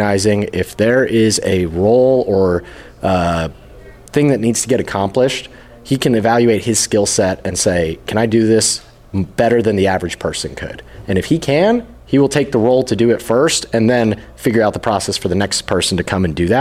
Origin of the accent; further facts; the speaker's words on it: Las Vegas, Nevada, United States; I'm from Las Vegas.